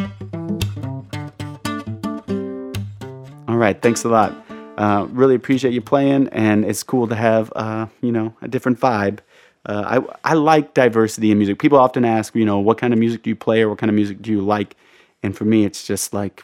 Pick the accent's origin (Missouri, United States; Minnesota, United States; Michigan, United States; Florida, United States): Missouri, United States; St. Louis; moved away; I'm from St. Louis, my hometown